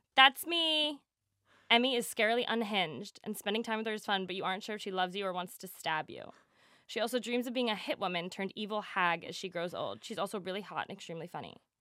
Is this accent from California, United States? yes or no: no; New Jersey, United States; I'm from Jersey